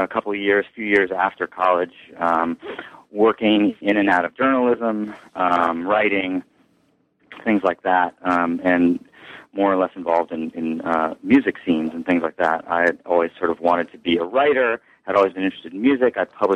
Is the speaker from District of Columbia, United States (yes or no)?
yes; Washington, District of Columbia, United States; I was born in Washington, D.C., actually, not New York. I'm not actually a native New Yorker. I grew up in Washington, and I attended public schools there